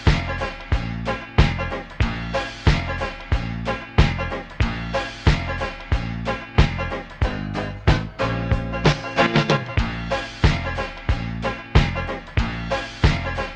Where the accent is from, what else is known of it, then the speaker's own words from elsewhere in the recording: Woodstock, New York, United States; growing up in Woodstock, New York